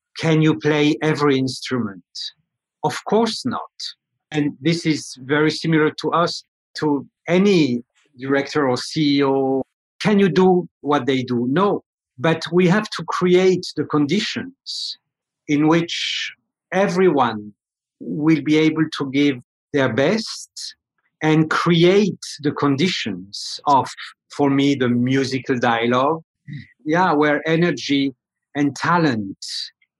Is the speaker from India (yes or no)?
no; France; moved away; I come from France.